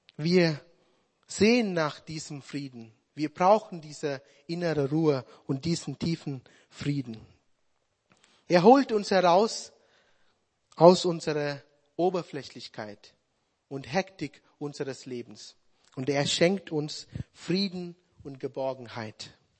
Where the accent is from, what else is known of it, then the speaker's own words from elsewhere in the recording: Sri Lanka; German is a second language; moved away as an adult; now in Germany; meine Heimat